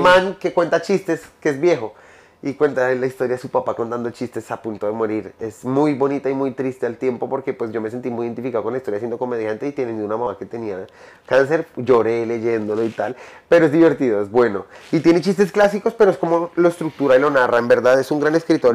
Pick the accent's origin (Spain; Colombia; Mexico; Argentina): Colombia; por ser colombiano